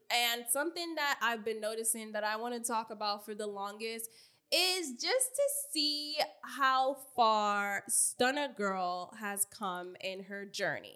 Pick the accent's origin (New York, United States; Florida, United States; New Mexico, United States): New York, United States; New York City; I'm from Queens, motherfucking New York, Southside Jamaica, Queens